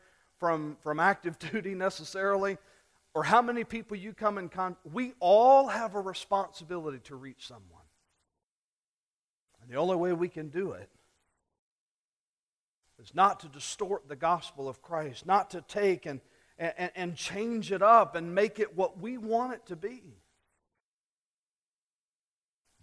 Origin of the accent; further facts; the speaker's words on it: South Louisiana, United States; When I was a kid, growing up in South Louisiana